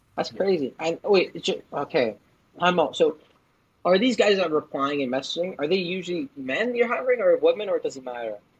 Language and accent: English; Toronto, Ontario, Canada; also born or lived in Vancouver; I'm from Toronto, and I went to college for Vancouver